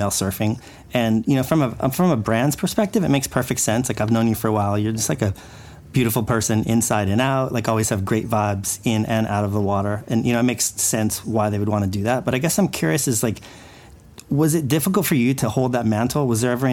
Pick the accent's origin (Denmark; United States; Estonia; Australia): United States; Carpinteria, California; I grew up in Carpinteria, Santa Barbara